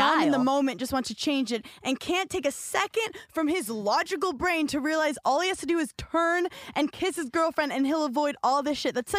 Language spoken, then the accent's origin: English; Brooklyn, New York, United States; I grew up in New York City. I grew up in Brooklyn, so I have a whole different...